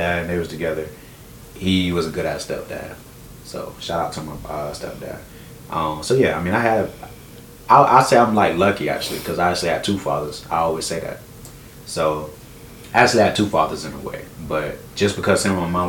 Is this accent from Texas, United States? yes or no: no; New Bern, North Carolina, United States; I'm from the 252 right here, New Bern, North Carolina. Moved here from South Carolina when I was like 5. So, I'm from here, really.